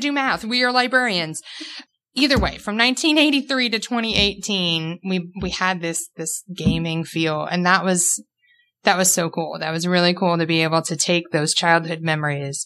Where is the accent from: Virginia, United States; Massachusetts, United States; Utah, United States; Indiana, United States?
Indiana, United States; Posey County; as a child, I grew up in Posey County.